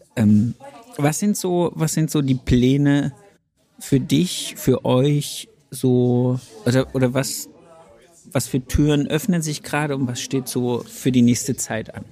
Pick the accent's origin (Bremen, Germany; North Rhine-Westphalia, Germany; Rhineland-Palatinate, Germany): Bremen, Germany; ich komme aus Bremen